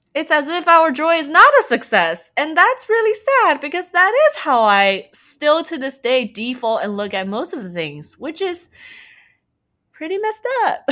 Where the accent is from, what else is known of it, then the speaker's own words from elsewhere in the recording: Shanghai, China; moved away as an adult; also born or lived in United States; I'm from Shanghai, China